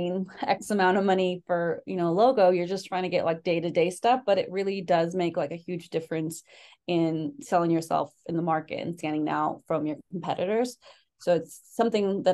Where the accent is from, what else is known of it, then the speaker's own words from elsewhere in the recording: San Luis Obispo, California, United States; also born or lived in Mexico City, Mexico; I grew up in San Luis Obispo, California